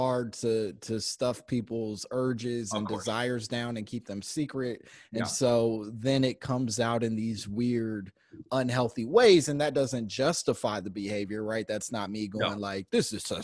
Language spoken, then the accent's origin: English; Chicago, Illinois, United States; I grew up in Chicago as well